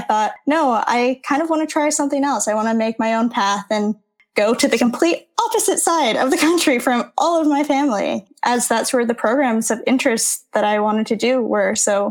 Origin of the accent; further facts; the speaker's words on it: Singapore; also born or lived in Canada; growing up in Singapore, which is primarily where I grew up as a TCK, you call everyone auntie and uncle